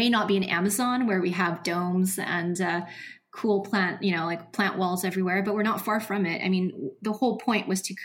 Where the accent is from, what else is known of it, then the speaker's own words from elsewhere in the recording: Seattle, Washington, United States; we're from Seattle